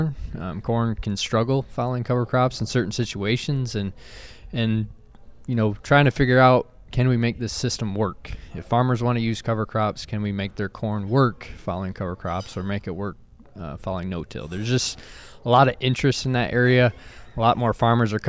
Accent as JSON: {"language": "English", "region": "Central Michigan", "country": "United States", "also_born_or_lived": "Kentucky", "moved": "as an adult", "lives_now": "Indiana, United States", "said": "I'm originally from Central Michigan"}